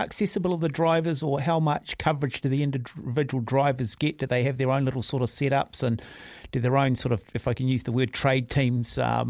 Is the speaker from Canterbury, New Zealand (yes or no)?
no; Auckland, New Zealand; growing up in Mount Albert